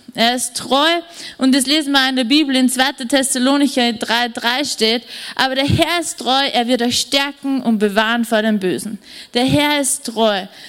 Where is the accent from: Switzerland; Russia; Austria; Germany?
Austria; Wels, Upper Austria; also born or lived in Vienna; ich bin in Wien nur geboren und mein Bruder auch noch. Und wir sind dann wie ich zwei Wochen nach Wels zurückgezogen